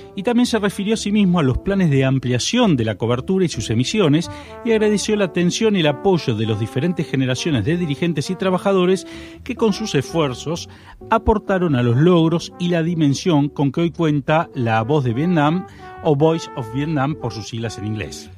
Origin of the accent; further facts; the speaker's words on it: Argentina; desde nuestro país, desde la Argentina